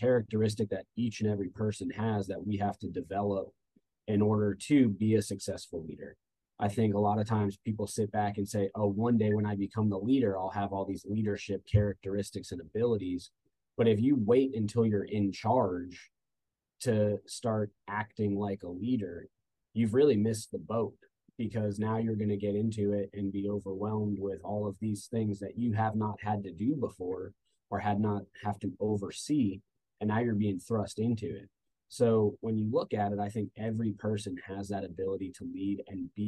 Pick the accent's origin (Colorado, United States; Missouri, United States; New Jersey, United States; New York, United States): New Jersey, United States; moved away as an adult; also born or lived in Orlando, Florida / Georgia; now in Statesboro, United States; I'm originally from New Jersey.